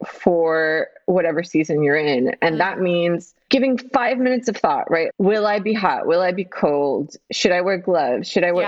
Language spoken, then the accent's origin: English; Los Angeles, California, United States; moved away; also born or lived in Greece; since I was born in Los Angeles, where it's the same, it's Groundhog's Day every day. It's like 75 degrees, 76 right. degrees.